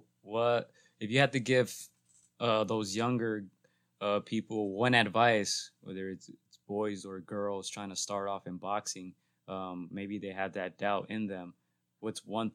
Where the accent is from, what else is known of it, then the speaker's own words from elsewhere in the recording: Los Angeles, California, United States; we're from here, the LA region.